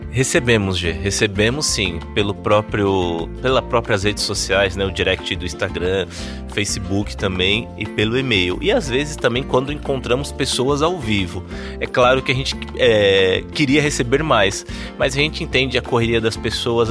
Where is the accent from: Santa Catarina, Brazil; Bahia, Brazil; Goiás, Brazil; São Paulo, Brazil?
São Paulo, Brazil; moved away as an adult; now in Campina Grande, Brazil